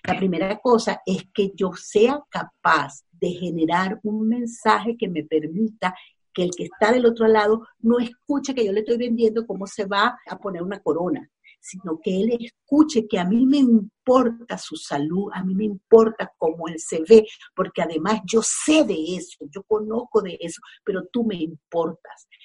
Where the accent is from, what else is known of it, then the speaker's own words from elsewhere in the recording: Venezuela; first language Spanish; moved away as an adult; now in Los Angeles, United States; yo soy venezolana, tengo ocho años viviendo aquí en Los Ángeles